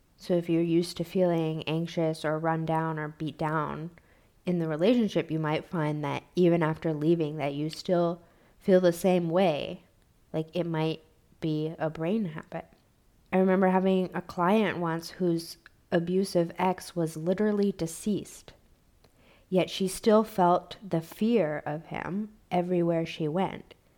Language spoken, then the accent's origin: English; United States; I grew up in American poverty